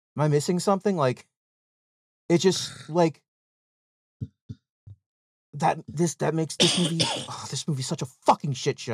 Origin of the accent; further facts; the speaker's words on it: United Kingdom; I had tea and then I ruined India during the break because I'm British.